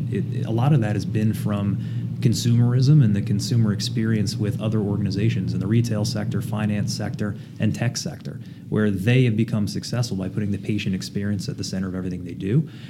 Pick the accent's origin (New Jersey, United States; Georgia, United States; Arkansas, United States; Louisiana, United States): New Jersey, United States; southern; now in New England, United States; grew up in southern New Jersey, uh, about five minutes outside of Philly, but on the Jersey side.